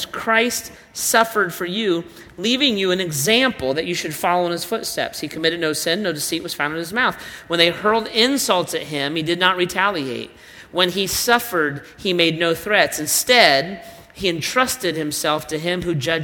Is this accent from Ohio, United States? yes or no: yes; Ohio, United States; I'm not primarily an American. I'm not primarily an Ohioan